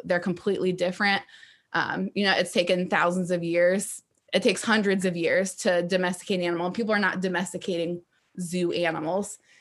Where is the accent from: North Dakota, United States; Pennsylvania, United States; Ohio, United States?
Ohio, United States; I am from Ohio and lived in that area.